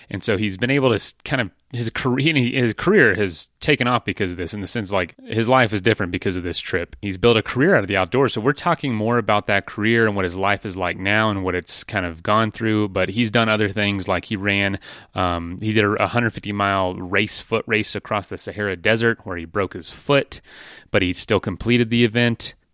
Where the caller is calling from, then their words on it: Denver, Colorado, United States; I'm I'm I'm coming from Denver, Colorado. That's home.